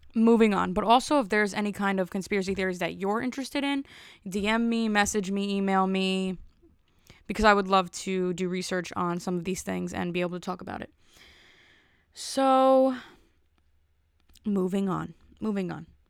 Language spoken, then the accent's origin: English; New Jersey, United States; I'm from Jersey